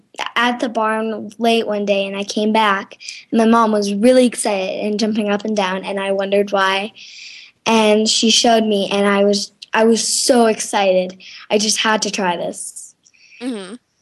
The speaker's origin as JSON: {"language": "English", "town": "Santa Fe", "region": "New Mexico", "country": "United States", "said": "Well, I am 10 years old. I'm from Santa Fe, New Mexico."}